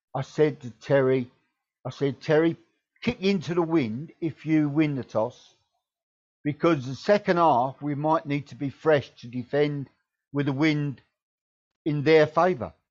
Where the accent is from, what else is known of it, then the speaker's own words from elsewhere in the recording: Deal, South East England, United Kingdom; I'm from the Kent coast. I'm from Deal Town